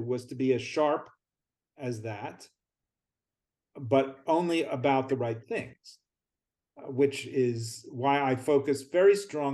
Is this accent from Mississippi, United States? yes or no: no; outside of Philadelphia, Pennsylvania, United States; I grew up outside of Philadelphia